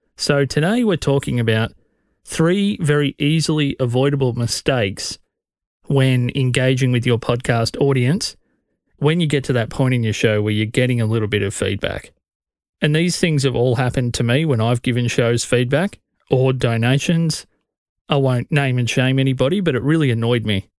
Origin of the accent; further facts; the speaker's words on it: Australia; as an Australian podcast fan